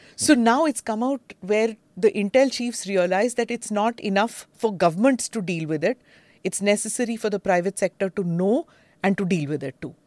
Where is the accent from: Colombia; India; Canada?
India; me as an Indian